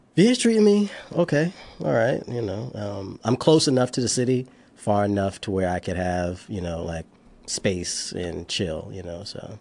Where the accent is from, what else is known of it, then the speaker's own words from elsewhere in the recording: Charleston, South Carolina, United States; moved away as an adult; now in Washington, D.C., United States; from Charleston, South Carolina